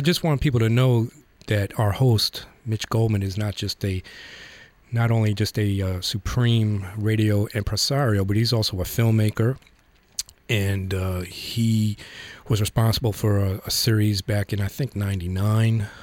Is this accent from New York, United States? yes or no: yes; New York, United States; I grew up in the Bronx